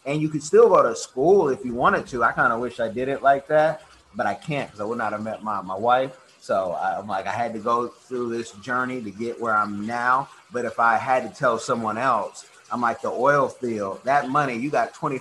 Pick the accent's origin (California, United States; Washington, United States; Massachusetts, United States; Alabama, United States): California, United States; the Bay Area; now in Florida, United States; I grew up in California in the Bay Area